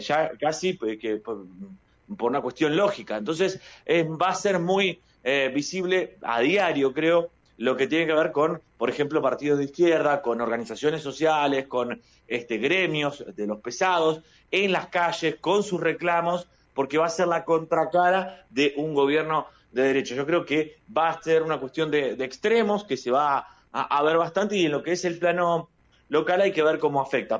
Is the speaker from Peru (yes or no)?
no; Bahía Blanca, Buenos Aires Province, Argentina; como bahiense y también porque conozco a, varios de, mi tierra